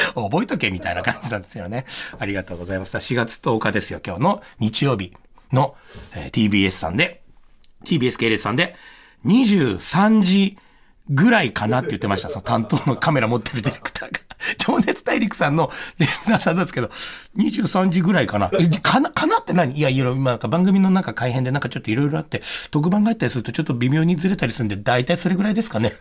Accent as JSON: {"language": "Japanese", "area": "Ebara police district", "region": "Tokyo", "country": "Japan", "tie": "born or raised there", "said": "うちの地元、まあ、江原警察署"}